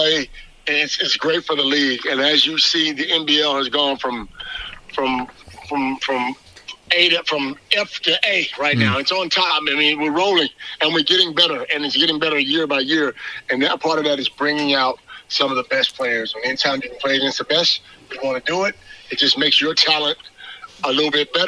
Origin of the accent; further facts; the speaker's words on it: United States; I'm an American to the end